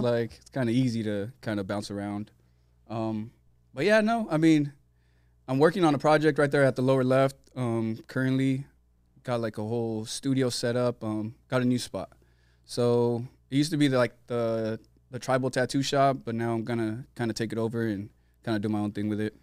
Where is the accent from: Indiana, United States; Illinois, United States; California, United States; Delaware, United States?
California, United States; San Diego; also born or lived in Tijuana, Mexico; I'm from South San Diego. Um, born in S D, then we lived in T J for a little bit